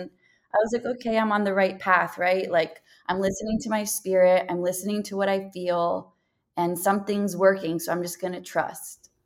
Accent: New York City, New York, United States; I was born in Greenwich Hospital, New York City. I was raised in the Bronx.

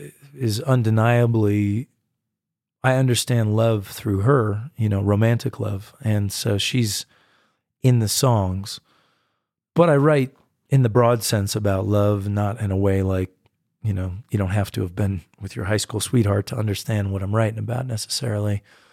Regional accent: United States; and I'm a distinctly American artist. I mean, I go and I play in Europe, but I've really come across as American in so many ways and in so much of my music.

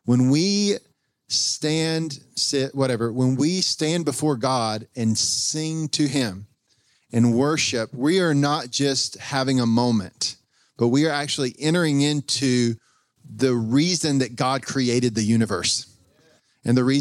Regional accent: North Carolina, United States; I'm from North Carolina

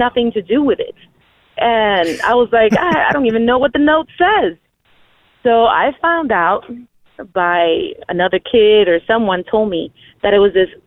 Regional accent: San Antonio, Texas, United States; I am from San Antonio, Texas.

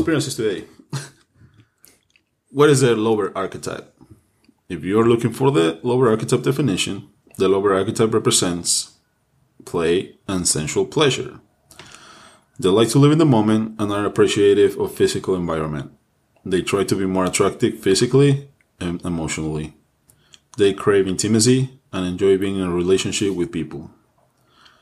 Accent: Mexico; English is a second language; moved away; I'm Mexican, so bear with me. English is my second language.

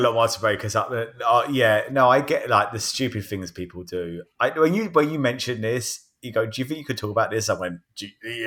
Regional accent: Croydon, London, United Kingdom; now in United States; My Hometown of Croydon

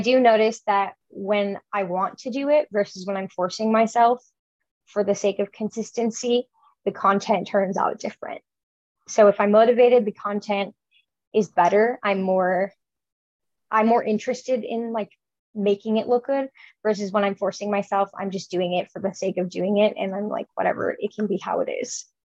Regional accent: Chicago, Illinois, United States; moved away as an adult; now in Nebraska, United States; I grew up in Chicago

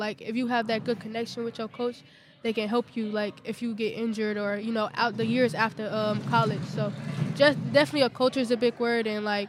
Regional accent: Chicago, Illinois, United States; I'm from Chicago. I get all four seasons, so I'm used to all four seasons.

